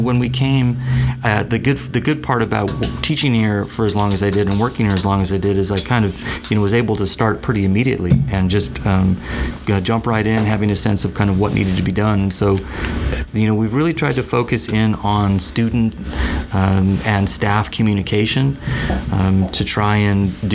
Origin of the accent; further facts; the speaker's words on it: Covina, California, United States; I'm Southern California born and bred. I was raised out in the San Gabriel Valley